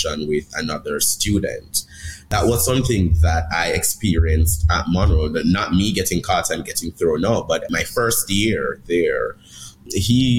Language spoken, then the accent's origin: English; Jamaica; now in United States; I'm from Jamaica